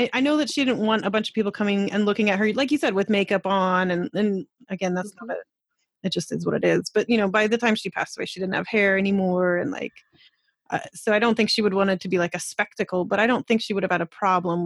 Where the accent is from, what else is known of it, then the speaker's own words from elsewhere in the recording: Colorado, United States; now in Canada; we lived in the mountains of Colorado. I'm from Colorado